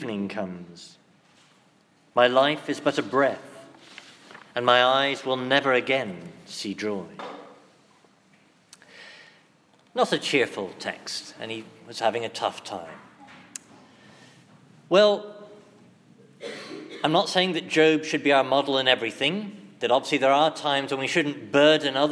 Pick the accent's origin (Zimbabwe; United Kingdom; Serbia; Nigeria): United Kingdom; England; being English